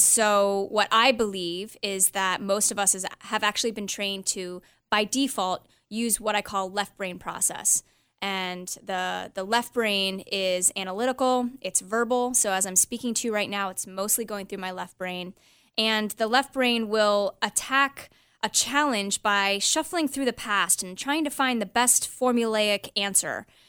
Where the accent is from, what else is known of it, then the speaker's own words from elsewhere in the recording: Los Angeles, California, United States; I was born actually in Los Angeles